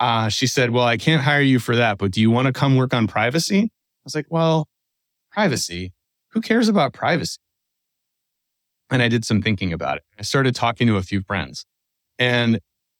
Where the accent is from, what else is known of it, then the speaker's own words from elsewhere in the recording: outside of Philadelphia, Pennsylvania, United States; I grew up outside of Philadelphia